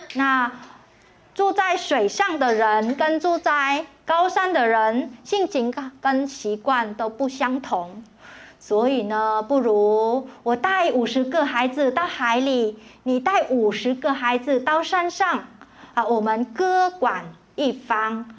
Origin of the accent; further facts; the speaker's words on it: Hanoi, Vietnam; also born or lived in Ho Chi Minh City; now in Taiwan; 河内才是越南的首都，也是我的家乡